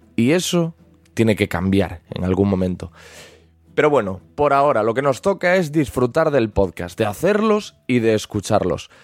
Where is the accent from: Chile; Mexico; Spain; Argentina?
Spain; Galicia; soy gallego